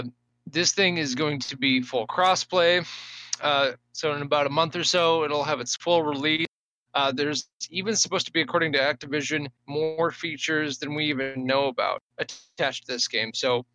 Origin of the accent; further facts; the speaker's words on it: England, United Kingdom; born there; And I was born in England.